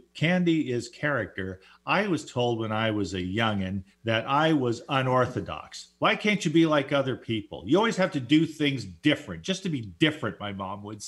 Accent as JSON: {"language": "English", "area": "Orange County", "region": "California", "country": "United States", "tie": "born or raised there", "said": "I grew up in Orange County, California"}